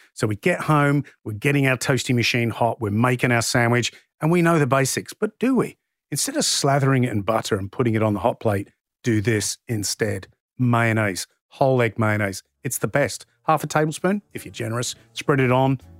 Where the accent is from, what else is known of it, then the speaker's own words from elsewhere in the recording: England, United Kingdom; now in Australia; I'm from England originally. Mum still lives in the U K.